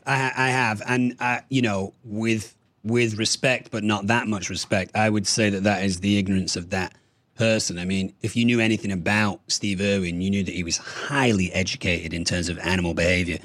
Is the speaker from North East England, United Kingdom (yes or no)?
no; Manchester, North West England, United Kingdom; moved away as an adult; also born or lived in Berlin, Germany / Düsseldorf, Germany / Münster, Germany / Ireland; moved back to Manchester, where my parents are from, until I was seventeen